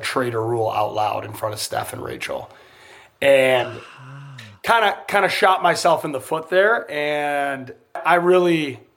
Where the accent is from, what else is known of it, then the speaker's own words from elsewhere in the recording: United States; I'm American.